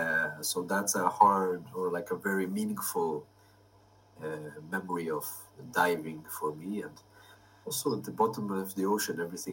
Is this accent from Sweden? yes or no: yes; Sweden; born there; So I was born in Sweden and I lived abroad for many years